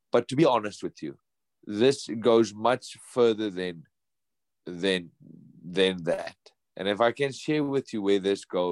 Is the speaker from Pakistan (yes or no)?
no; South Africa; moved away as an adult; now in United States; not in South Africa, my home country.